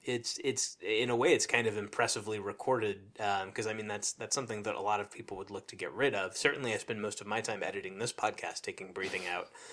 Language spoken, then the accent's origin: English; Nebraska, United States; growing up in Nebraska